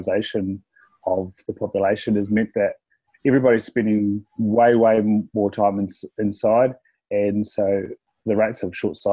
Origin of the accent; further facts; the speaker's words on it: Invercargill, Southland, New Zealand; I'm from Invercargill. So we sort of lived in a small house till I was about four, and then we moved out to a semi-rural area of Invercargill